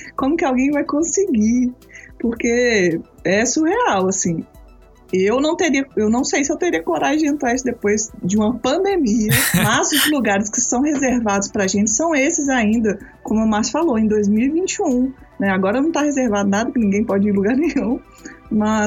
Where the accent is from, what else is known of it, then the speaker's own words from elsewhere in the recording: Belo Horizonte, Minas Gerais, Brazil; eu sou de Belo Horizonte